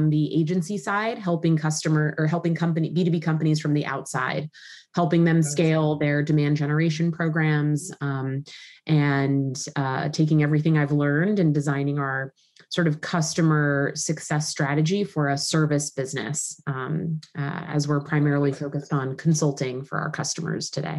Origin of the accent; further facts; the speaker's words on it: Southern California, United States; moved away as an adult; also born or lived in New York; born and raised in Southern California, moved to New York when I was 19